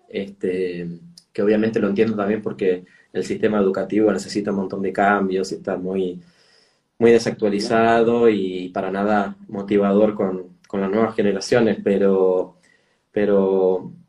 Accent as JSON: {"language": "Spanish", "town": "San Martín", "region": "Buenos Aires Province", "country": "Argentina", "tie": "born there", "said": "Bueno, nací en la provincia de Buenos Aires, en Buenos Aires, pero la provincia, en, San Martín, digamos, que limita con la capital"}